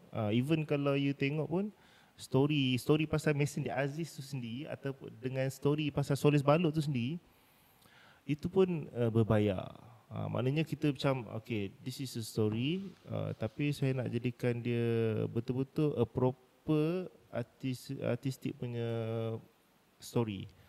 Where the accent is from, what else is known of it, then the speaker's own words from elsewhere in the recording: Pahang, Malaysia; saya memang anak jati Pahang. Mm-hmm. So memang mak ayah saya orang Pahang